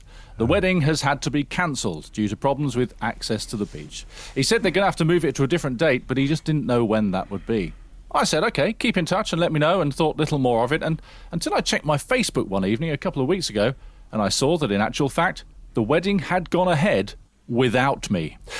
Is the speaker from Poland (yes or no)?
no; South West England, United Kingdom; We grew up together in Somerset, and although I'd moved away to Yorkshire to work for a couple of years, we'd stayed pretty close.